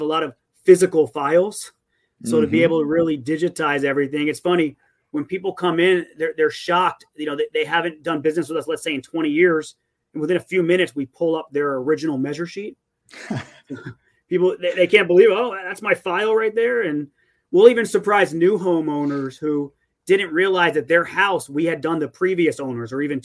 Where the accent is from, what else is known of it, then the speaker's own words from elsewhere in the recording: Davie, Florida, United States; also born or lived in Dade County, Florida; I went to Cooper City High School. I've lived in Davie, Cooper City area since kindergarten. And before that, I lived in Dade County.